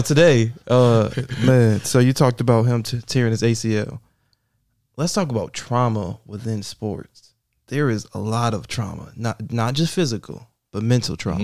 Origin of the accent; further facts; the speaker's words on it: Buffalo, New York, United States; I grew up in the Fillmore area